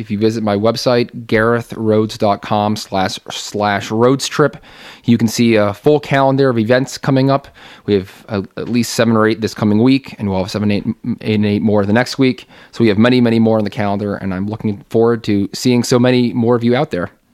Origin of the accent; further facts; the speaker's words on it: New York's 19th congressional district, United States; also born or lived in Cambridge, Massachusetts; I was born and raised right here in New York, nineteen.